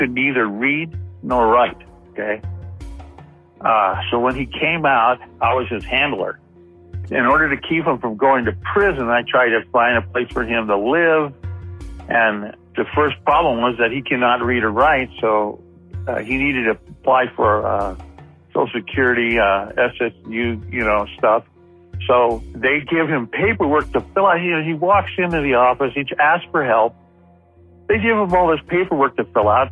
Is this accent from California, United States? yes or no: yes; Compton, California, United States; I grew up in Compton.